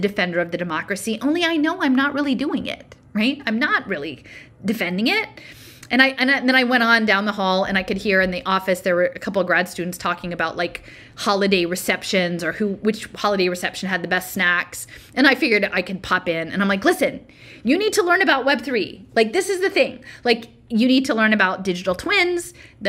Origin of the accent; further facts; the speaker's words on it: Philadelphia, Pennsylvania, United States; I'm from Philadelphia